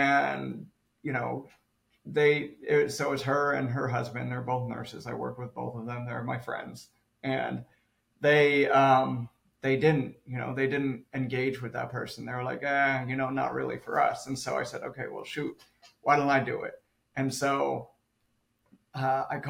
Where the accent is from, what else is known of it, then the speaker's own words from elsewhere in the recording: Southern California, United States; I'm from Southern California, from the city